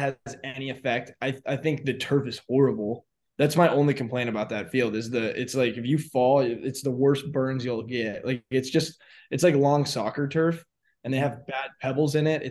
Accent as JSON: {"language": "English", "region": "Arizona", "country": "United States", "tie": "born or raised there", "said": "I grew up in Arizona"}